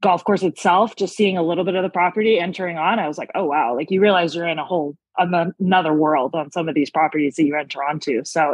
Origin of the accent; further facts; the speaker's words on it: North Vancouver, British Columbia, Canada; moved away as an adult; now in Los Angeles, United States; I was born and raised in North Vancouver